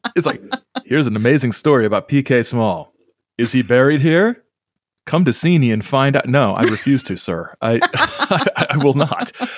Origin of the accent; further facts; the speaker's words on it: Whitley County, northeastern Indiana, United States; not quite my hometown, but the county that I'm from, uh, Whitley County in, uh, northeastern Indiana